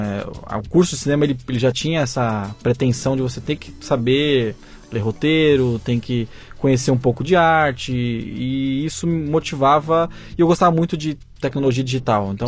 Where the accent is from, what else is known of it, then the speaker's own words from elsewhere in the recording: São Paulo, Brazil; eu sou né? paulista, né? Tenho, tenho uma família que também é baseado em São Paulo